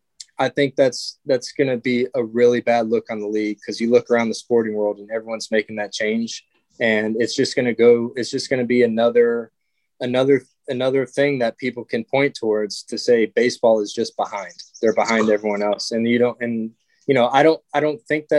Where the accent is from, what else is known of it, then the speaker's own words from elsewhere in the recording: Georgia, United States; also born or lived in Chicago, Illinois; I was born in Chicago, but moved to Georgia when I was young